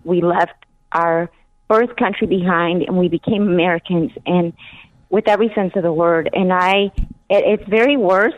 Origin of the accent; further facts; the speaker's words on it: Guatemala; moved away; I was born in in Guatemala